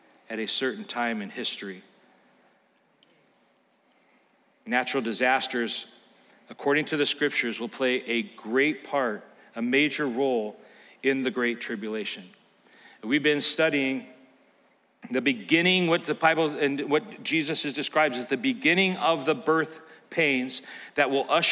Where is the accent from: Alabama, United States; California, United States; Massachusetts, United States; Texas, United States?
California, United States; now in Elkhart, United States; growing up in California, you think nothing of earthquakes.